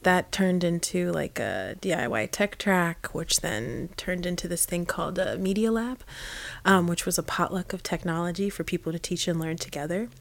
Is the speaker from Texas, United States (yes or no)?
no; Indiana, United States; moved away; I grew up in Indiana and I was one of four families of color